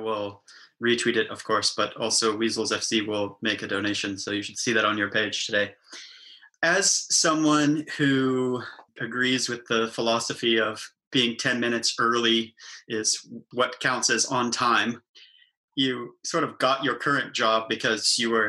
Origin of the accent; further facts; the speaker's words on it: Pennsylvania, United States; moved away as an adult; also born or lived in Michigan; now in Canada; Having grown up in Pennsylvania, going to school in Michigan, but now proudly being Canadian